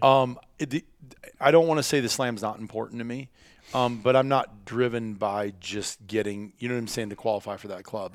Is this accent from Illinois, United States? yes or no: no; Iowa, United States; when I was a kid growing up in Iowa